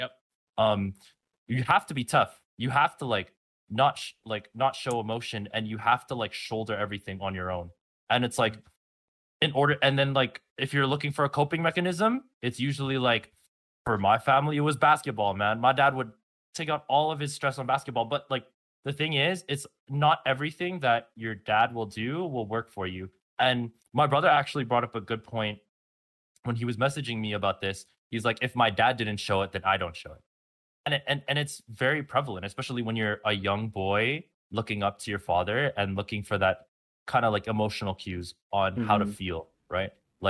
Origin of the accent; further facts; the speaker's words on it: Philippines; especially coming from an immigrant family and being Filipino